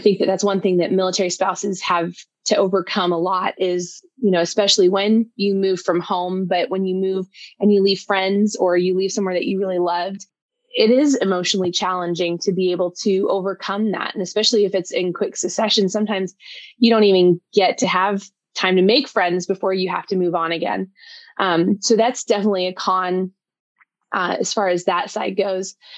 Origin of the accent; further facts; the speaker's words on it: Colorado Springs, Colorado, United States; moved away as an adult; also born or lived in Georgia / Virginia / New York / Hawaii; now in Vermont, United States; we grew up in Colorado Springs